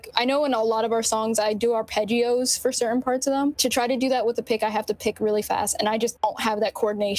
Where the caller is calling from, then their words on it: New Jersey, United States; We're all in different areas of Central Jersey